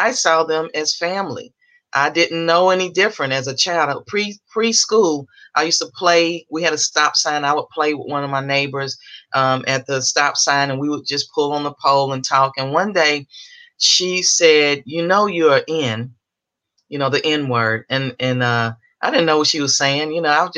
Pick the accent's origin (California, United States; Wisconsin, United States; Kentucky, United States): Kentucky, United States; Louisville; So I grew up in Kentucky. I'm from Louisville, Kentucky.